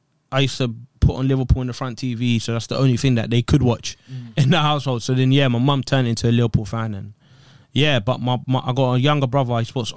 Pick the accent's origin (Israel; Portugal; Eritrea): Eritrea; Eritrea. Country.